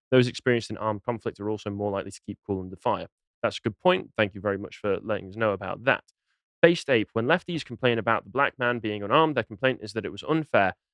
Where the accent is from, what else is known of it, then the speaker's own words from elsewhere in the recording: England, United Kingdom; I'm from Mercia anyway. People, uh, Northerners are saying I'm not Northern enough for them. Fine, I'll just accept being a Mercian.